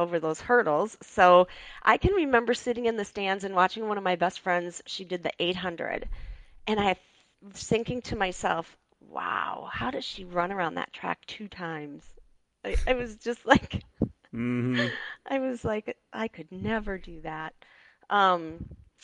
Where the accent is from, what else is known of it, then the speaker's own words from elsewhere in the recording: Mason City, Iowa, United States; I was born and raised in Mason City, Iowa